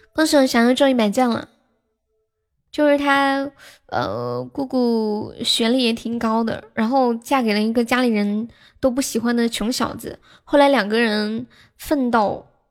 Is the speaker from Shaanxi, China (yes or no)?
no; Sichuan, China; 我是四川的